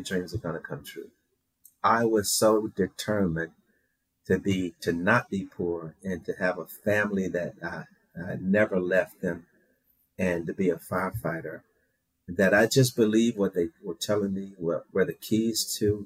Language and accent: English; Shreveport, Louisiana, United States; 5-year-old boy growing up in Shreveport, Louisiana